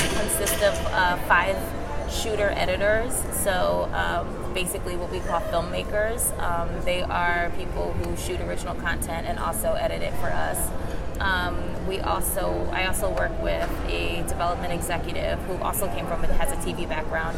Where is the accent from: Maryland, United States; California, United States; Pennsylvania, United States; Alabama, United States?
Pennsylvania, United States; Philadelphia; I'm from Philly